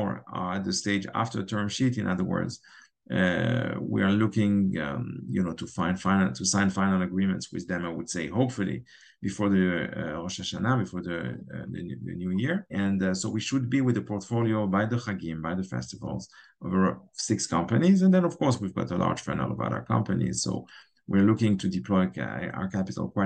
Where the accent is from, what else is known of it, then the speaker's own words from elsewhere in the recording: Geneva, Switzerland; now in Israel; I grew up in Switzerland, in Geneva, and my best friend, we actually grew up together